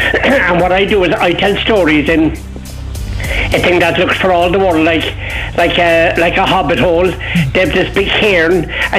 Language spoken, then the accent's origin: English; Cork, Munster, Ireland; I was born in the Northside, just under the North Chapel. And there was a strong Kerry blood in us